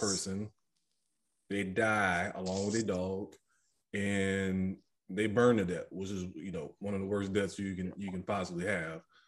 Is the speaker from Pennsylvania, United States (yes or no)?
no; New Orleans, Louisiana, United States; growing up in New Orleans, I know we a different breed when it comes to liquor